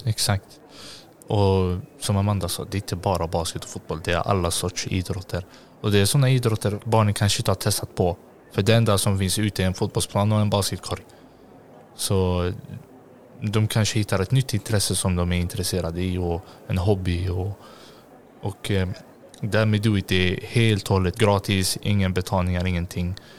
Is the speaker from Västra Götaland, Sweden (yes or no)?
yes; Gothenburg, Västra Götaland, Sweden; jag är uppvuxen i Hjällbo